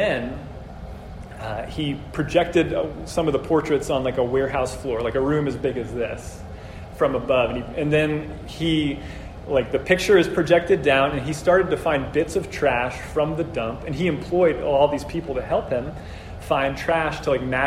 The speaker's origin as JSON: {"language": "English", "country": "Brazil", "moved": "yes", "said": "I'm from Brazil originally"}